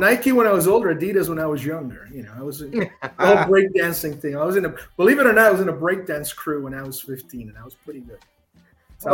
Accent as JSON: {"language": "English", "country": "Puerto Rico", "said": "I'd rather be cold, which is strange people say it because I'm from Puerto Rico. They think I like the heat."}